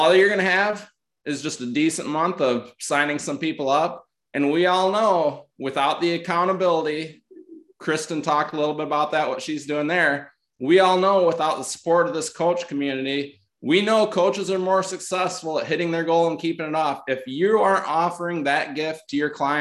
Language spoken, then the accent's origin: English; Northern Michigan, United States; I'm from Northern Michigan